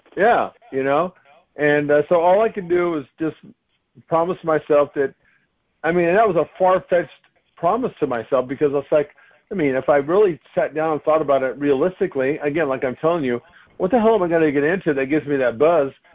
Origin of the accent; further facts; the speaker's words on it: United States; I'm an American